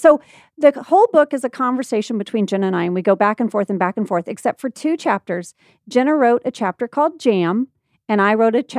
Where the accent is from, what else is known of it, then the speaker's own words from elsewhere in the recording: Indonesia; And then I told you that I grew up in Indonesia and you didn't believe me at first.